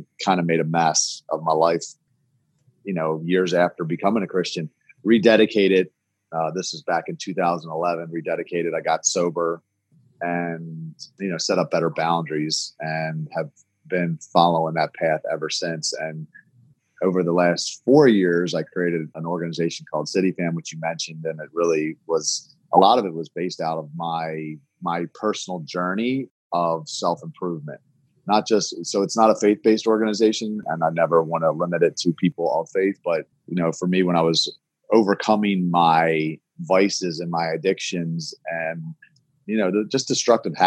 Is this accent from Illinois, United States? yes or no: no; Baltimore, Maryland, United States; I was born in Baltimore, born and raised here in Baltimore.